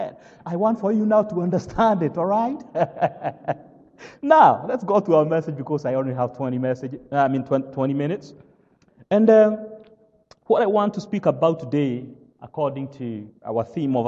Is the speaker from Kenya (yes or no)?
yes; Kenya; accent: British, African, Kenyan English; English is a second language; moved away as an adult; also born or lived in South Carolina, United States; now in Grayson, United States; originally, I am from Africa, Kenya. That is where I was born and raised.